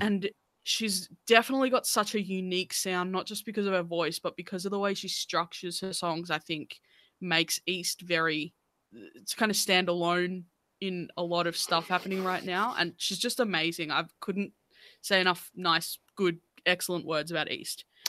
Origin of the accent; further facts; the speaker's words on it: Australia; as Australian artists